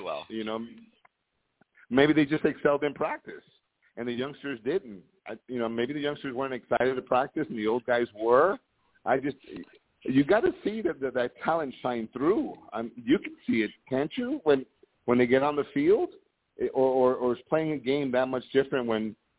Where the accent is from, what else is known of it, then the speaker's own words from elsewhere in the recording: Miami, Florida, United States; moved away; I'm from Miami, but I'm not living in the Miami area